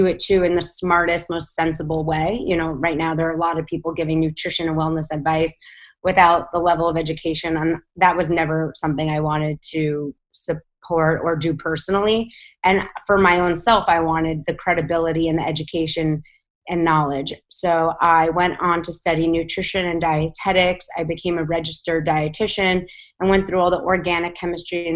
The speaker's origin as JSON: {"language": "English", "town": "New York City", "region": "New York", "country": "United States", "tie": "born or raised there", "said": "I grew up in New York City"}